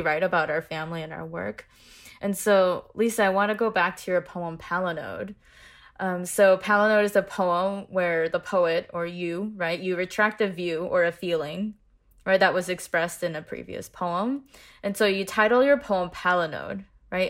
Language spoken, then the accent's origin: English; West Lafayette, Indiana, United States; I grew up in West Lafayette, Indiana.